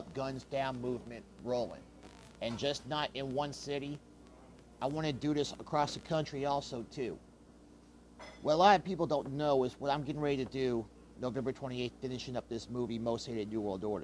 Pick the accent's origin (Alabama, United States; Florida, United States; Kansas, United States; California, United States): Kansas, United States; Kansas City; also born or lived in Wichita, Kansas; Kansas City is my hometown